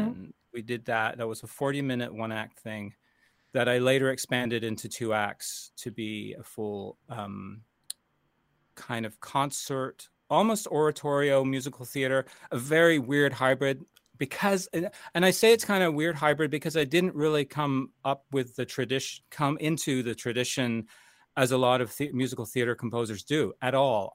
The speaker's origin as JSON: {"language": "English", "town": "Toronto", "region": "Ontario", "country": "Canada", "tie": "born or raised there", "also_born_or_lived": "United States", "moved": "yes", "said": "I'm Canadian and American, um, but I started in Canada as, um, really studying as a youngster"}